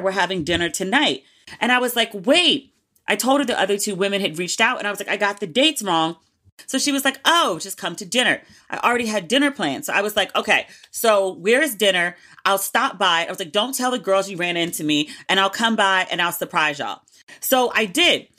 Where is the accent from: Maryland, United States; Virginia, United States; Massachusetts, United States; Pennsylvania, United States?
Maryland, United States; PG County; also born or lived in Paris; I am literally sitting at the desk in my parents' house where Ratchet and Respectable all began back in two thousand nineteen. So I am back home